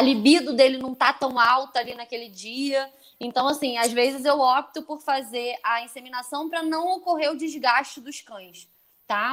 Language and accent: Portuguese; Brazil; nós brasileiros